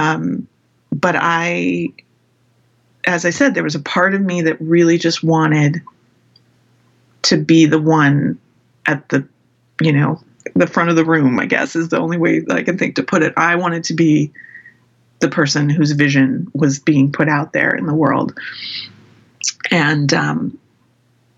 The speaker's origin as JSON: {"language": "English", "town": "San Francisco", "region": "California", "country": "United States", "tie": "born or raised there", "said": "I grew up in San Francisco in the Bay Area"}